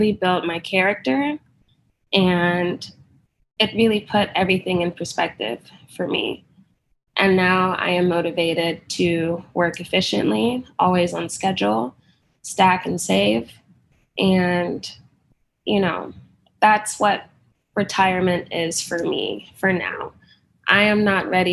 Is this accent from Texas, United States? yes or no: yes; Dallas, Texas, United States; I am from Dallas, Texas